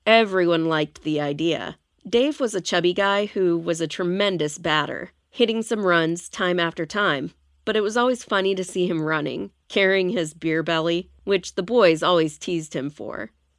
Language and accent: English; Andrews, Texas, United States; First, I need to take you to my hometown. Andrews, Texas is one small town in West Texas where everything is about oil and gas.